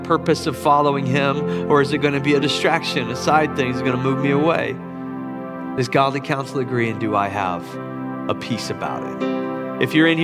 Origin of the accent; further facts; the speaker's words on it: Charleston, South Carolina, United States; downtown Charleston in my hometown